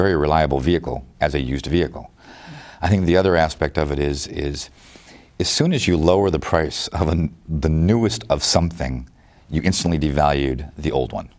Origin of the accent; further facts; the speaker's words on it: Detroit, Michigan, United States; growing up in Detroit